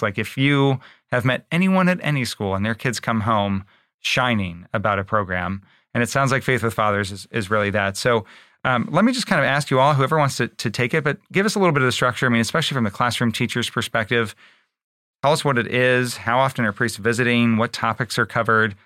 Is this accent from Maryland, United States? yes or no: yes; Baltimore, Maryland, United States; moved away; I grew up in Baltimore